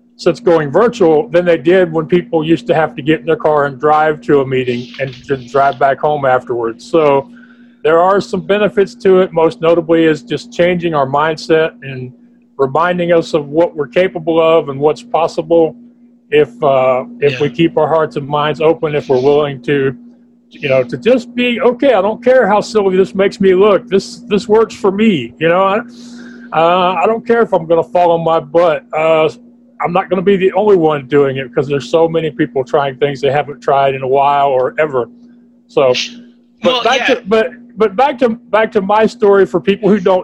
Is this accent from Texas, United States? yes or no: yes; Texas, United States; being a Texan